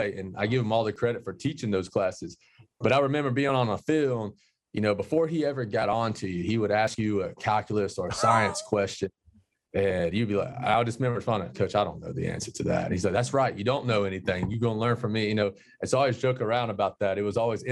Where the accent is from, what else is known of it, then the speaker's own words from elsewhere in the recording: Warner Robins, Georgia, United States; growing up, my dad always used to take me to all the Warner Robins football games